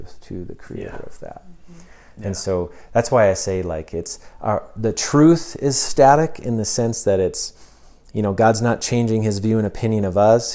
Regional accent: United States; as Americans

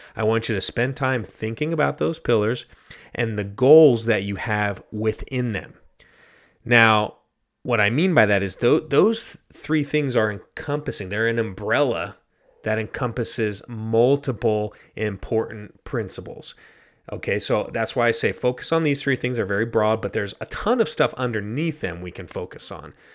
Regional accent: United States; moved away as an adult; also born or lived in Ghana; live my life as a, as an American in Ghana.

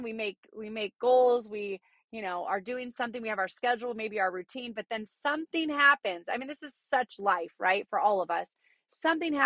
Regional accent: Southern California, United States; I'm from Southern California

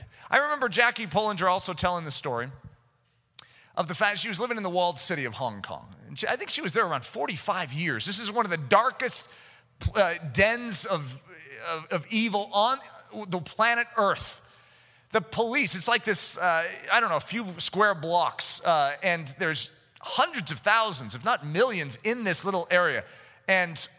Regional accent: United States; as an American

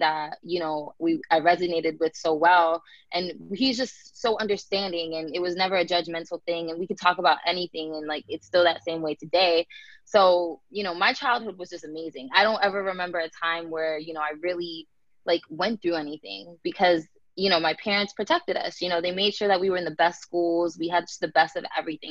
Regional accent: Tampa, Florida, United States; also born or lived in New Jersey; I grew up in New Jersey, and I moved to Florida when I was about 6 years old

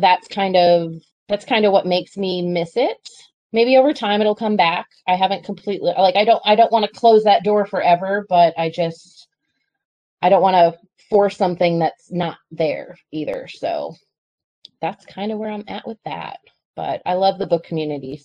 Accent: Long Island, New York, United States; moved away as an adult; now in South Carolina, United States; I was born and raised in Long Island in New York and moved to South Carolina in 2002

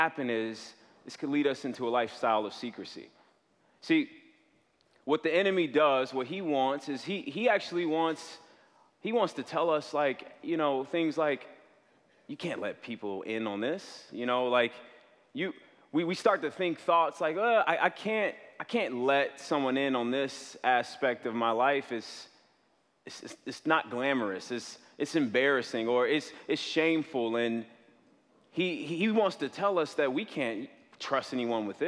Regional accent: south suburbs of Chicago, Illinois, United States; I'm from the south suburbs of Chicago.

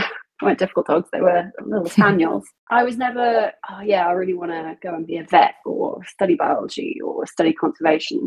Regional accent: South of England, United Kingdom; I am from England. I grew up in the south of England

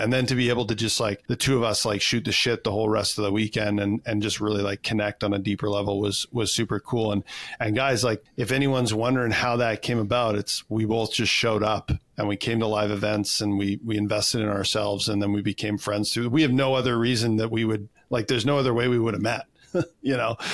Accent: Canada; I'm a Canadian kid, so of course I played hockey

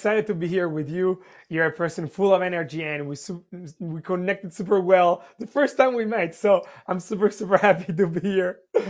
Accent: Italy; English is a second language; now in United States; since you asked me where I'm from, so I'm from Italy.

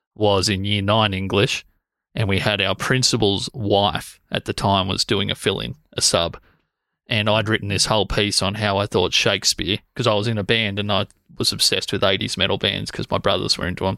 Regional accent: Corryong, Victoria, Australia; I grew up in Corryong

